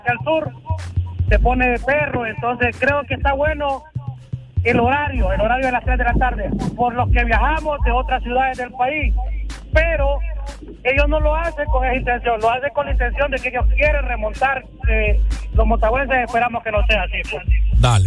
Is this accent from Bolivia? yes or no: no; Choluteca, Honduras; soy de Choloteca